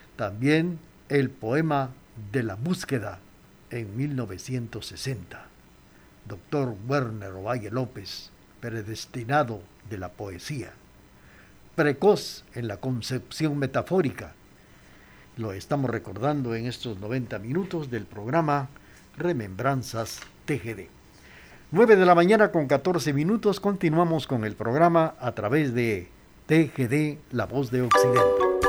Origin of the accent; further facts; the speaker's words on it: Quetzaltenango, Guatemala; nuestra ciudad de Quesaltenango